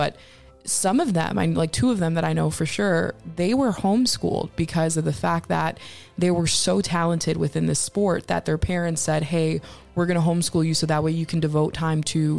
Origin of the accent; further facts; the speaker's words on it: Connecticut, United States; I grew up in Connecticut.